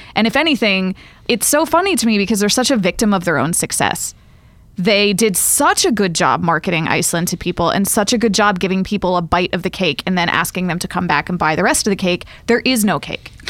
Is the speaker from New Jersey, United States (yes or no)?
no; Raleigh, North Carolina, United States; now in New York, United States; I'm from Raleigh